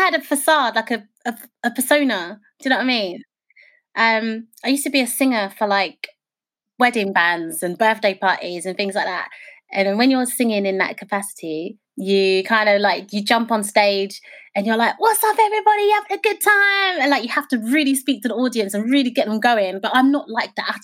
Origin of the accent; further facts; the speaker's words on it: United Kingdom; Being British and being Black